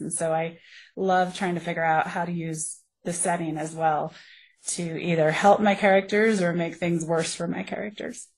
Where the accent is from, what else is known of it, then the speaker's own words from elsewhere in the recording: Colorado, United States; I grew up here in Colorado. I'm a Colorado native